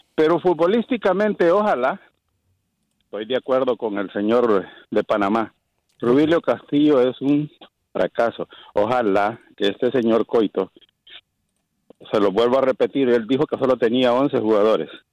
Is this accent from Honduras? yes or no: yes; Honduras; now in California, United States; en mi querido Catracholandia